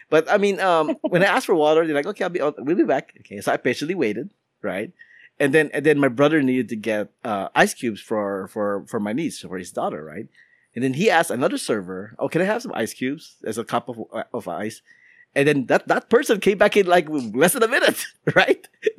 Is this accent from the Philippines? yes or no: yes; Philippines; now in United States; even though as a Filipino, I'm actually not a huge fan of going to Filipino restaurants in America.